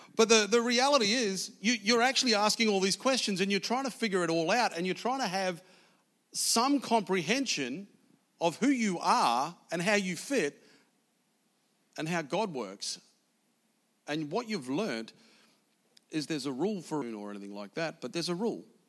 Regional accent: New Zealand; I was born in South New Zealand

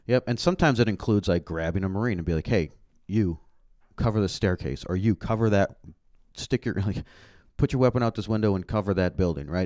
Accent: Canada; moved away; I grew up in Canada

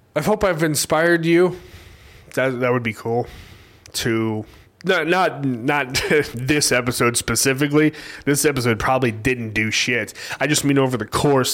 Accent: Bixby, Oklahoma, United States; now in Tulsa, United States; I grew up in Bixby

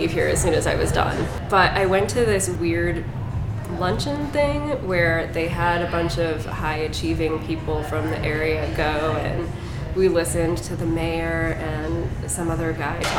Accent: Sylvania, Ohio, United States; also born or lived in Toledo, Ohio; I grew up in this area. I grew up in Sylvania, and then moved out to where Kelly lived out west of there

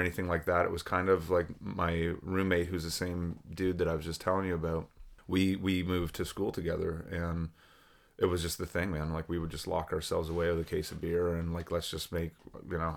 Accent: Oshawa, Ontario, Canada; moved away as an adult; now in Peterborough, Canada; I'm born and raised in Oshawa

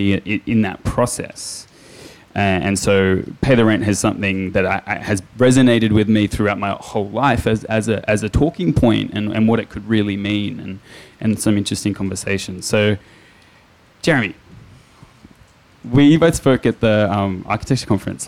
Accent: Sydney, New South Wales, Australia; I grew up in Redfern. I grew up on the block.

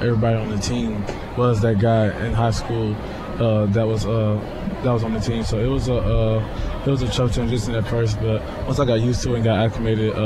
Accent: Yulee, Florida, United States; moved away as an adult; also born or lived in Tuscaloosa, Alabama; this is like my hometown

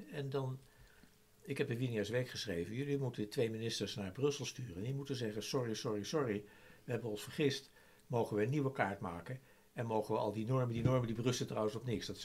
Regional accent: Malaysia; now in Netherlands; Trouwens, als wij nu dat merken, omdat we uit Maleisië komen.

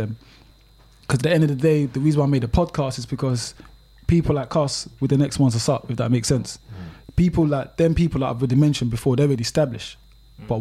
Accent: London, United Kingdom; also born or lived in Australia; I'm born and raised in Newham in East London. That's where I'm from.

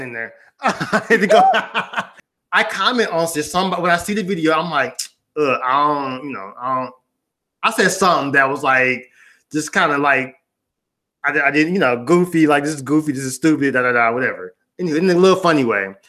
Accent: the South, United States; I'm from the South

